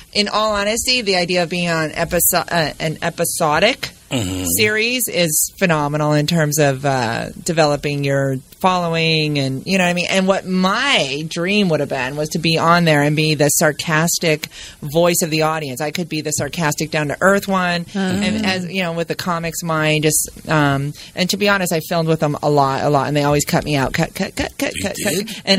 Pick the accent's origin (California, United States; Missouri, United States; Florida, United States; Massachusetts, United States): California, United States; Orange County; also born or lived in Grand Rapids, Michigan; I grew up in Orange County, California.